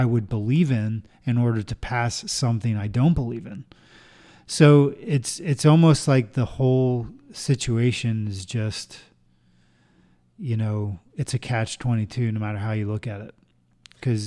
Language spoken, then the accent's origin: English; United States; I'm an American